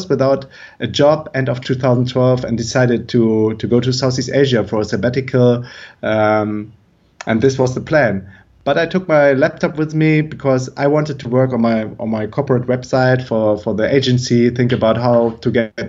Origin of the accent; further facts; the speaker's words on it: Germany; moved away; I'm originally from Germany